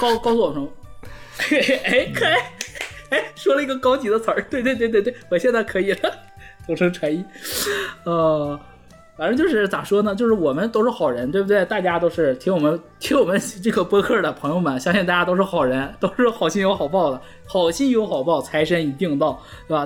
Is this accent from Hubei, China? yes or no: no; Heilongjiang, China; moved away; 我作为一个东北人，我在东北从来没滑雪过